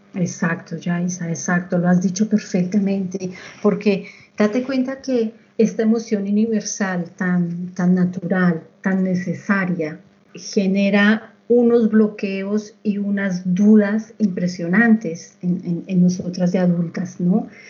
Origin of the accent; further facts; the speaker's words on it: Colombia; moved away; yo soy colombiana